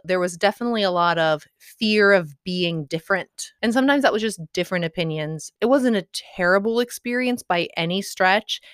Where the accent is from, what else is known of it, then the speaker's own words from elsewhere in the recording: Midwest, United States; I'm from the Midwest